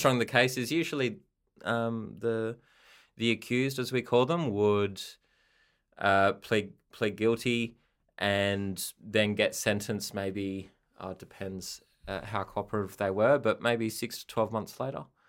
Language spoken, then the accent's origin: English; Perth, Western Australia, Australia; I'm from Perth also.